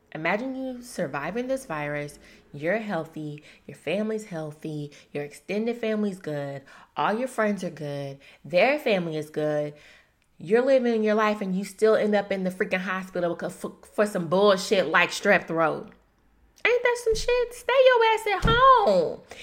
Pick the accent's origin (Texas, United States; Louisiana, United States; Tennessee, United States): Louisiana, United States; Shreveport; moved away; my hometown, Shreveport, Louisiana